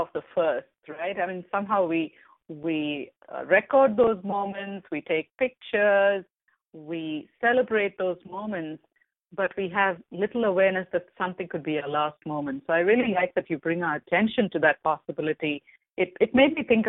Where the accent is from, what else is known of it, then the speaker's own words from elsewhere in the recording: India; moved away; I come from India